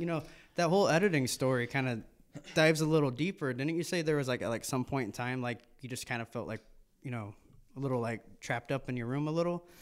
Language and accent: English; United States; We are born and raised in America